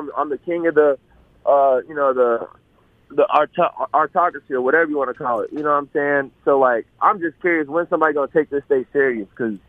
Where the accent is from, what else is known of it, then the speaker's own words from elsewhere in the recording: Vicksburg, Mississippi, United States; born there; I wouldn't necessarily claim to be, like, a full-fledged Mississippian, but I was born in Vicksburg, but I've been all over the United States